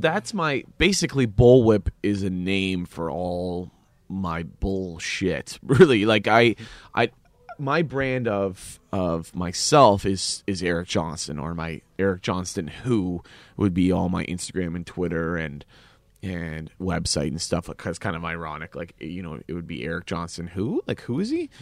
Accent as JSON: {"language": "English", "country": "Canada", "said": "as a Canadian"}